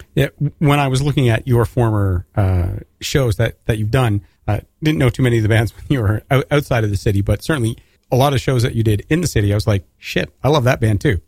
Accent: Canada; as a Canadian

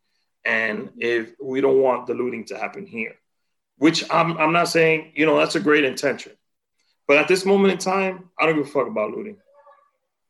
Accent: Santiago, Dominican Republic; moved away; growing up in DR

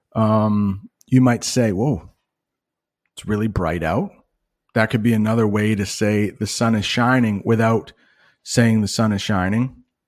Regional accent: United States; I'm an American guy

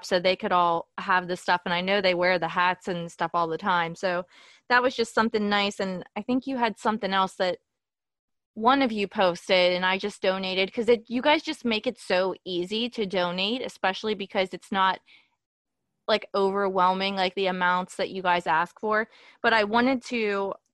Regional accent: Pittsburgh, Pennsylvania, United States; I'm from Pittsburgh

